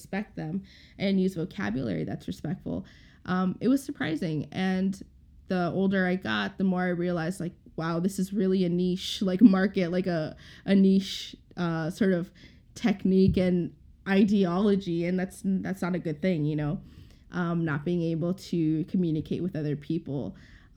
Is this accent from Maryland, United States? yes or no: no; St. Paul, Minnesota, United States; I grew up here in Minnesota, specifically in St. Paul, in an immigrant neighborhood.